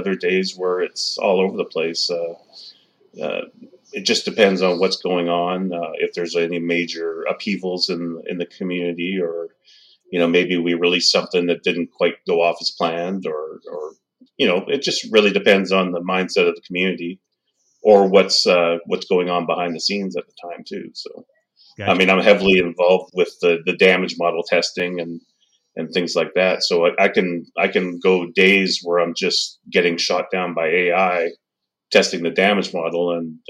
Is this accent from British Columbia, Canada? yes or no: yes; Surrey, British Columbia, Canada; I am from British Columbia, Canada, just outside of Vancouver, a city called Surrey